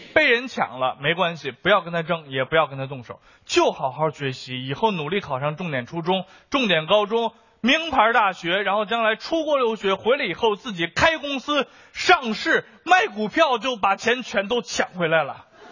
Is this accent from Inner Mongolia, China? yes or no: no; Beijing, China; 作为一个北京人，我要说， 我小的时候，北京的天是瓦蓝瓦蓝的